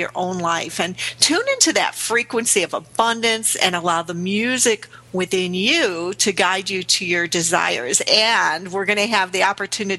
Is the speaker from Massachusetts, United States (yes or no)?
no; Chicago, Illinois, United States; in the inner city here in Chicago, my hometown